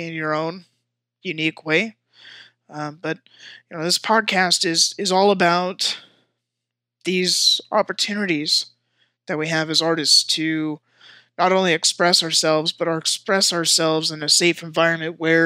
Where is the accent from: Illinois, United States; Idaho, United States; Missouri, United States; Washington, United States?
Washington, United States; also born or lived in San Jose, California; moved to Washington State. I've been here for most of my life